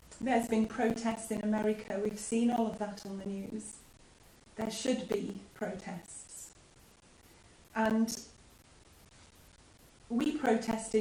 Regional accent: United Kingdom; as British people

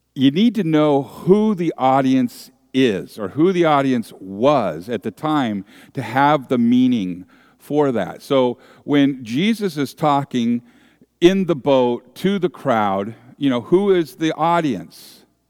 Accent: San Francisco Bay Area, California, United States; I grew up in the San Francisco Bay Area

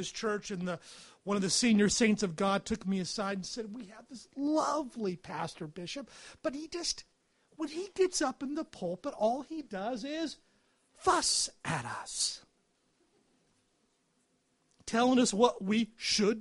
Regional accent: United States; moved away as an adult; also born or lived in England / Edinburgh; now in United Kingdom; I'm an American

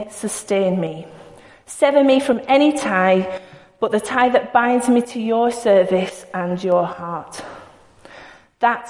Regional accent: Bacup, North West England, United Kingdom; I don't say the word dude. I'm from Bacup. That doesn't happen. We don't say dude

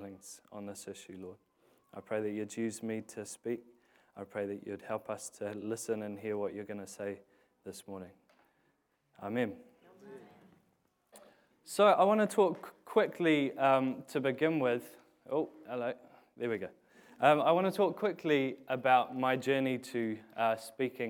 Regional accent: England, United Kingdom; now in New Zealand; I was born in England

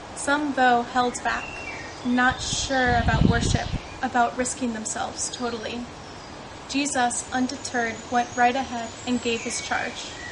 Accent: Indiana, United States; moved away; I'm from Indiana in the United States

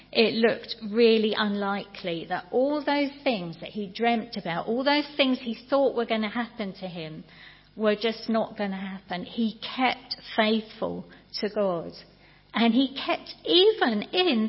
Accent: United Kingdom; we're British

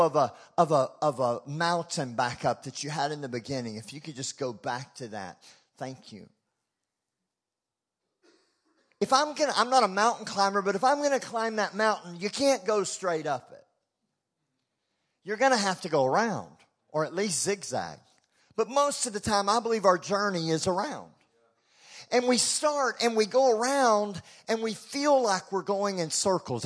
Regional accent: Texas, United States; We're American, we're Texan

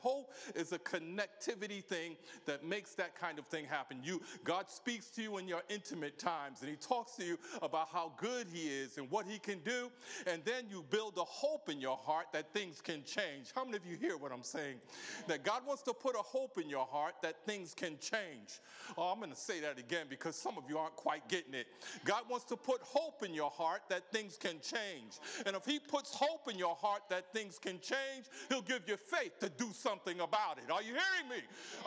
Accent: New York City, New York, United States; moved away as an adult; now in United Kingdom; I'm from a place called the Big Apple.

